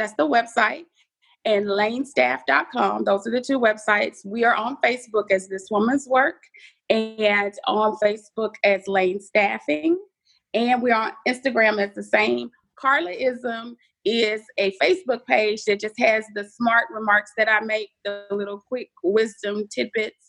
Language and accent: English; Dallas, Texas, United States; now in Houston, United States; Dallas born, Houston raised